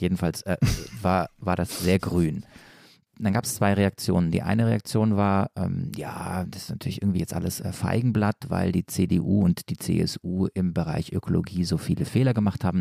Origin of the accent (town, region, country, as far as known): Stuttgart or near Stuttgart, Baden-Württemberg, Germany; accent: Swabian